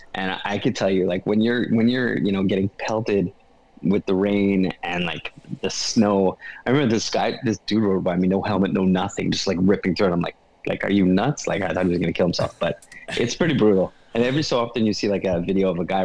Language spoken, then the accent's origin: English; Canada; I'm Canadian